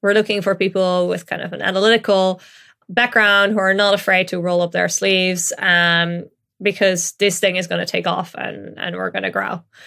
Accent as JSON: {"language": "English", "country": "Netherlands", "tie": "born or raised there", "moved": "yes", "lives_now": "London, United Kingdom", "said": "I grew up in the Netherlands"}